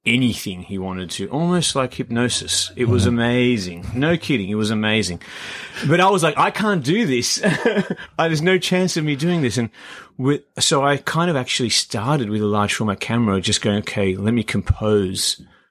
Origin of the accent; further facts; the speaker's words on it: Canberra, Australian Capital Territory, Australia; also born or lived in Iran; now in Sydney, Australia; I'm from Iran, grew up in Canberra, came to Sydney.